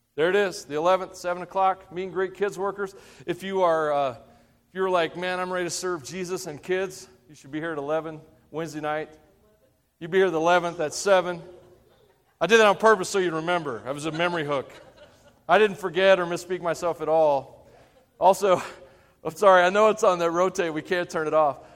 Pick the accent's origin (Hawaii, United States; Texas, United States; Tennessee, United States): Tennessee, United States; I'm from Tennessee